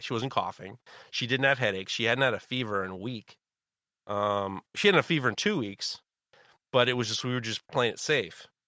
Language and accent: English; New York City, New York, United States; I'm white from Europe and New York City